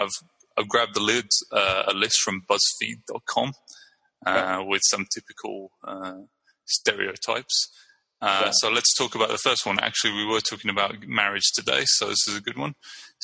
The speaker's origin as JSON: {"language": "English", "town": "Brighton", "region": "South East England", "country": "United Kingdom", "moved": "yes", "lives_now": "San Leandro, United States", "said": "I'm from Brighton, England, and I'm living in San Leandro, California."}